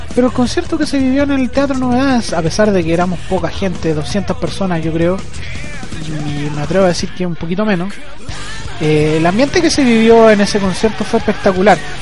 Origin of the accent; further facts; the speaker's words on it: Chile; en mi país